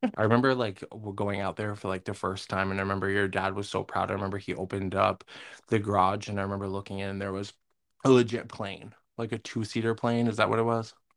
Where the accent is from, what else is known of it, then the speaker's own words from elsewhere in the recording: Massena, New York, United States; growing up in Messina, there was, like, how many elementary schools